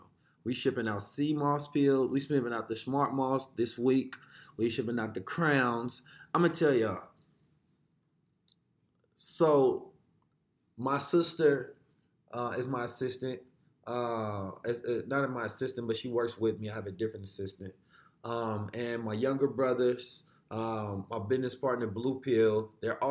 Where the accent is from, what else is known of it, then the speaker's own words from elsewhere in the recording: Oakland, California, United States; also born or lived in St. Louis, Missouri; I was born in the show me state. I was raised in California, the Golden State